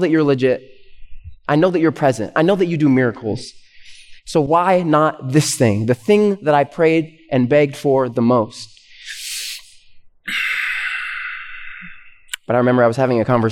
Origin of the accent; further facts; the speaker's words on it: Canada; now in United States; they immigrated to Canada before I was born, and then that's where I was born. I'm Canadian, and I'm a permanent resident though of the U.S.